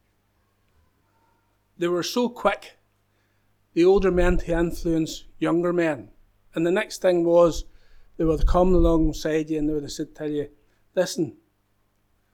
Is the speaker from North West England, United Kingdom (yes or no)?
no; Northern Ireland, United Kingdom; growing up in the Troubles in this wee country